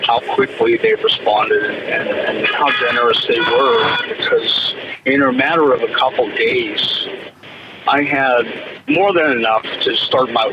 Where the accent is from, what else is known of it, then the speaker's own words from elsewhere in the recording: Pittsburgh, Pennsylvania, United States; I'm back from my hometown of Pittsburgh.